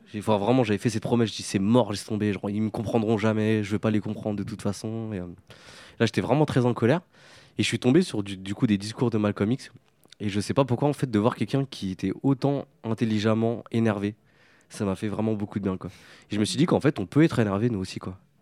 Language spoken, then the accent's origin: French; France; sur trois générations au sein d'une cité, qui est la cité des Morinous, là où j'ai grandi